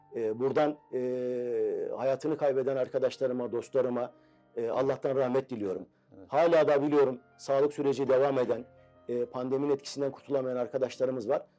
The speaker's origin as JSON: {"language": "Turkish", "region": "Istanbul", "country": "Turkey", "tie": "born or raised there", "also_born_or_lived": "Malatya", "said": "Üsküdar doğumluyum. Aslen Malatyalıyım."}